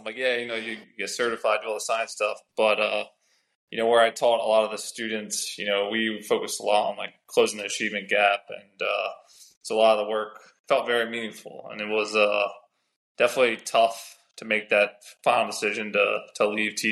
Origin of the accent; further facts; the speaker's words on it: Philadelphia area, Pennsylvania, United States; moved away as an adult; now in Florida, United States; So I'm from Philadelphia area. I grew up about like an hour north, and I moved to the city and lived in the city for about 12 years